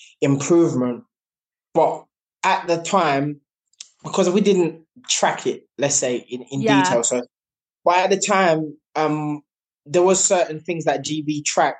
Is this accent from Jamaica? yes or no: yes; Jamaica; now in United Kingdom; growing up in Jamaica, we had our own animals